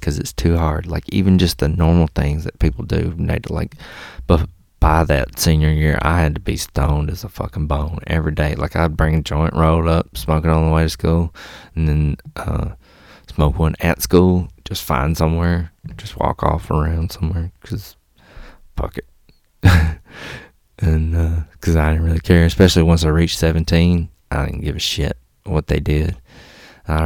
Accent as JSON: {"language": "English", "region": "Mississippi", "country": "United States", "tie": "born or raised there", "also_born_or_lived": "Alabama", "said": "I moved from Alabama to Mississippi"}